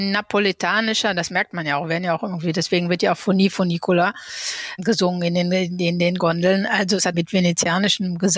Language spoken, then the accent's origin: German; North Rhine-Westphalia, Germany; ich meine, ich bin im Ruhrgebiet aufgewachsen. Ich hatte in Paris unter anderem studiert und ich wollte eben nach Paris wieder zurückkehren.